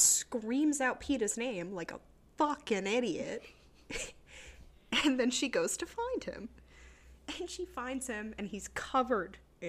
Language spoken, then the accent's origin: English; East Coast, United States; I am from the East.